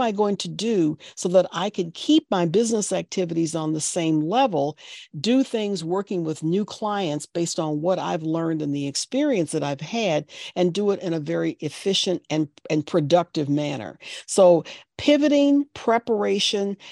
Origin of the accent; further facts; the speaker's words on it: Boston, Massachusetts, United States; my hometown, my area here in Boston